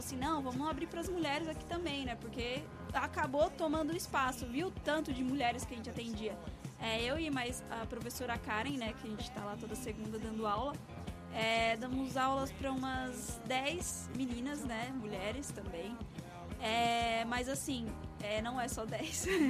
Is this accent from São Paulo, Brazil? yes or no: yes; São Bernardo do Campo, São Paulo, Brazil; Eu sou de São Bernardo